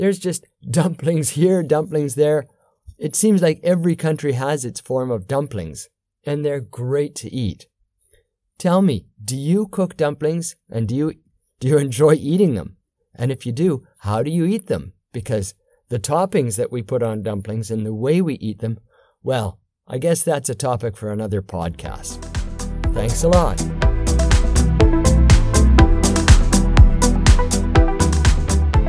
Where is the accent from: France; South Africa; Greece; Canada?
Canada; When I was growing up in Canada